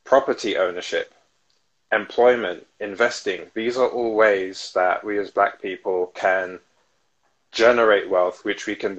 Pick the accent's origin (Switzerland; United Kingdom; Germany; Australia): United Kingdom; London; I come from South London